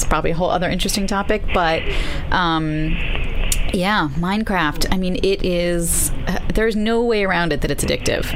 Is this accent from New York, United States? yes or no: yes; New York City, New York, United States; I grew up near Prospect Park